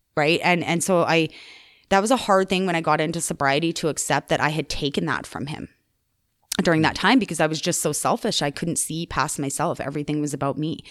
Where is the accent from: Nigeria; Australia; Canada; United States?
Canada; Calgary, Alberta; also born or lived in Chestermere; I grew up in Calgary in the Northeast, Marble Park